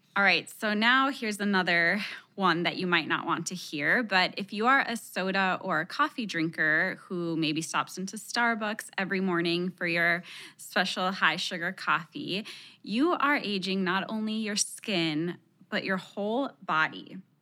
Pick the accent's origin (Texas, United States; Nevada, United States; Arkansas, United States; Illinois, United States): Texas, United States; first language Spanish; English is a second language; My parents are from Mexico, and even though I was born in Texas, Spanish was my first language